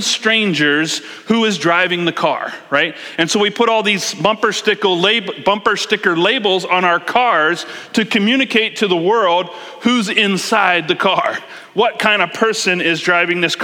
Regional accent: East Coast, United States; now in King County, Washington, United States; I'm from East Coast

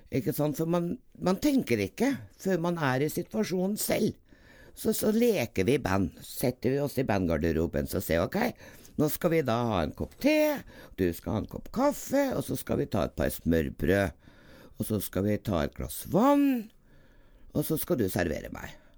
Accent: Trøndelag, Norway; also born or lived in Dovrefjell / Grong / Namsos; Jeg er jo egentlig trønder

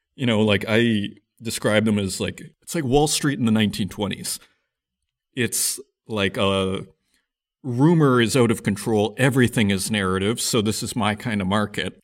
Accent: Saskatchewan, Canada; I'm from Saskatchewan

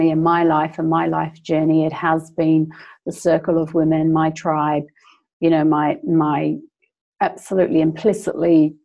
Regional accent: England, United Kingdom; now in New Zealand; originally I'm from England, but I live in New Zealand

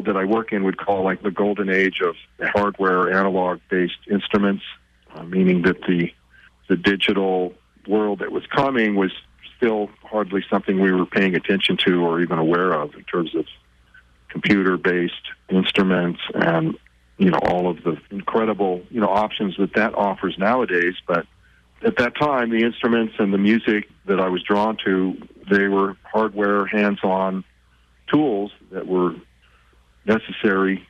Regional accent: Southern California, United States; where I grew up in Southern California

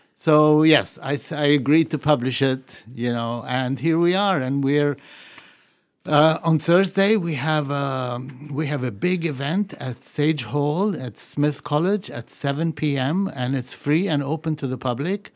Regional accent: Beirut, Beirut Governorate, Lebanon; also born or lived in Puerto Rico; now in New England, United States; I grew up in Beirut

